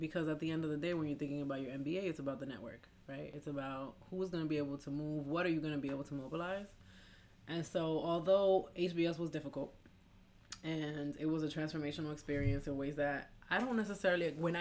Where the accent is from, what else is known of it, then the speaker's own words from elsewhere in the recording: New York, United States; moved away as an adult; also born or lived in Boston; when I was living, growing up in New York